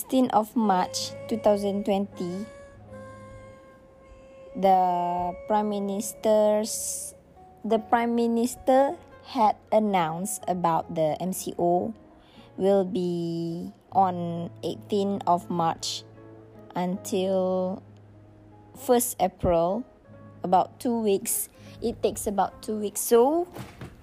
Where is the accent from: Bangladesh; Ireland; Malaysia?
Malaysia; also born or lived in Tanjung Malim; go back to my hometown